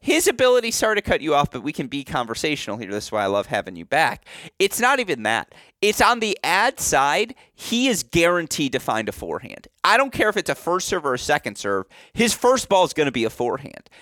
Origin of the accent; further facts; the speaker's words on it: United States; as an American